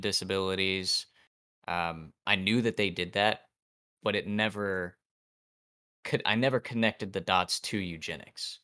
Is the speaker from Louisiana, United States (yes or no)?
no; Ohio, United States; from Ohio